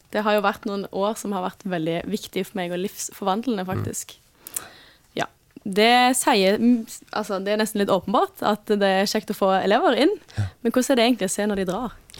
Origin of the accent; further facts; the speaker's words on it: Norway; Men jeg er født og oppvokst på Imi og er glad for å være tilbake